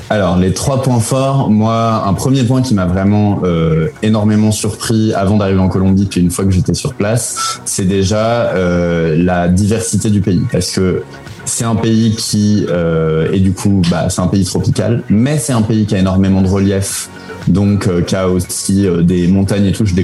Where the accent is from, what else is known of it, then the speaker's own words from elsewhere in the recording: France; moved away; also born or lived in Spain / Belgium / Chile; ça fait déjà 8-9 ans que je suis parti de France et que je suis pas vraiment retourné à part pour voir la famille et manger un peu de fromage.